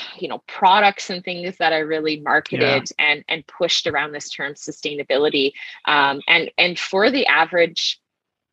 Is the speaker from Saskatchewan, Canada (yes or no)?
yes; southeastern Saskatchewan, Canada; I grew up in a small town in southeastern Saskatchewan of about 400, just about 400 people.